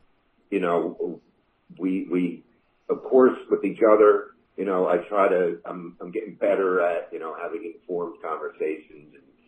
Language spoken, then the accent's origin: English; Kannapolis, North Carolina, United States; I mentioned I was from Kannapolis